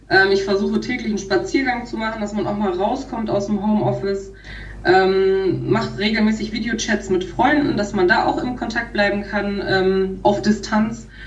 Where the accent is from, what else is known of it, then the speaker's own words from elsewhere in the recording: Peine, Lower Saxony, Germany; also born or lived in Göttingen; Also geboren wurde ich in Göttingen Aufgewachsen bin ich in Peine, also wir sind so mit circa, als ich zwei war, nach